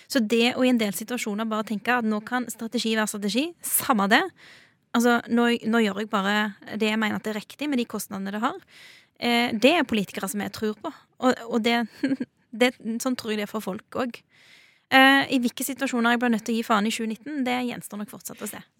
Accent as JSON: {"language": "Norwegian", "country": "Norway", "tie": "born or raised there", "said": "Så den jorda jeg står på i dag, det er jo, det er jo fedrelandet mitt, det er jo hjemlandet mitt. Og det er jeg stolt av."}